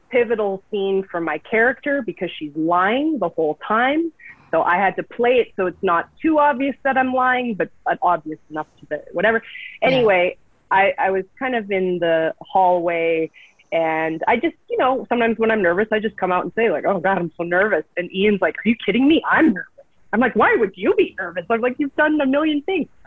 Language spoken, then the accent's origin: English; Vancouver, British Columbia, Canada; I'm originally from Vancouver.